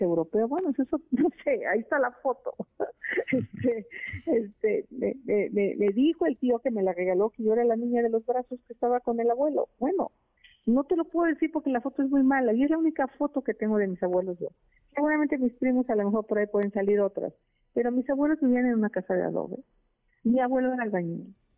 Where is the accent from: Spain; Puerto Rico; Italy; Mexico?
Mexico; Tepatepec, Hidalgo; nací en Tepatepec